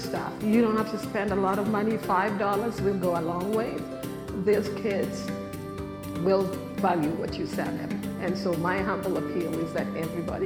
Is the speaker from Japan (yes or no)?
no; Kenya; now in United States; I was born in Kenya, and I was born in a slum in a city in Kenya